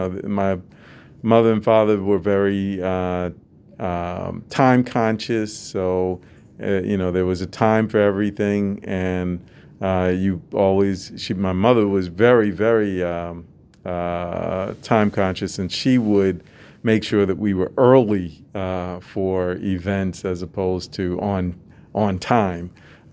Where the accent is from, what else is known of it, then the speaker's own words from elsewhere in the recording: Massachusetts, United States; I grew up in Massachusetts on the Boston side of Cape Cod.